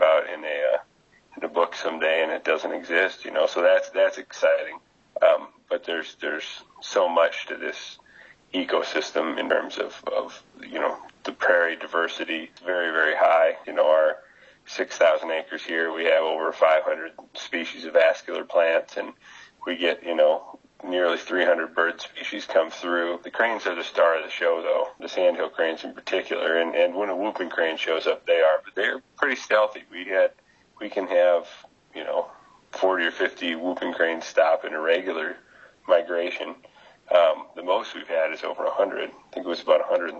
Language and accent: English; South Dakota, United States; also born or lived in New Mexico; now in Nebraska, United States; I'm from South Dakota, but the previous 5 years I was in New Mexico, and I've been here on my fifth year here.